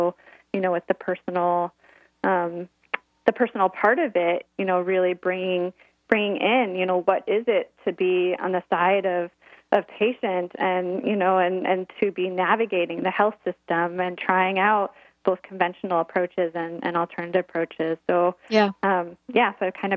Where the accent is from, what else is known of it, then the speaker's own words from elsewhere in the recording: Midwest, United States; moved away; also born or lived in Oregon; I grew up in the Midwest